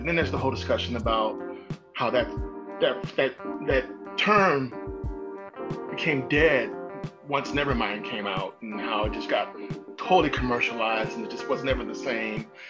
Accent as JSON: {"language": "English", "region": "Midwest", "country": "United States", "moved": "yes", "lives_now": "Bay Area, California, United States", "said": "I'm from the Midwest too."}